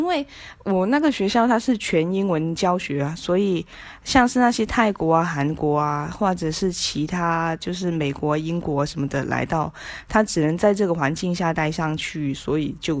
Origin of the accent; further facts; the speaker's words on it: Macau; 我是嗯来自澳门的朋友